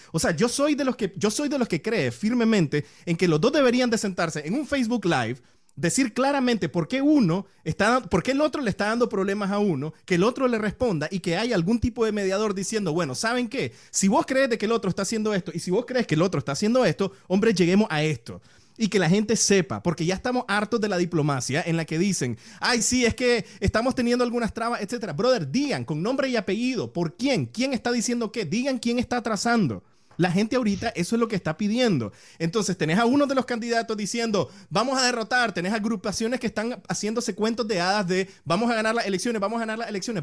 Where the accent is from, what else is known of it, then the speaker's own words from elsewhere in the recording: Nicaragua; moved away; como nicaragüenses